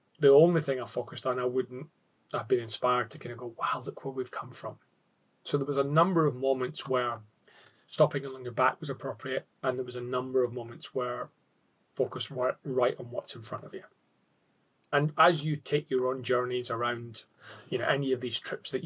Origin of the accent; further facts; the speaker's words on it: Scotland, United Kingdom; now in Australia; being a Scot